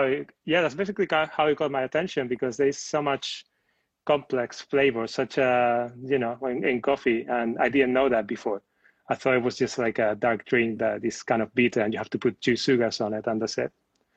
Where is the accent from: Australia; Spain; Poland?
Spain; now in London, United Kingdom; I'm coming from Spain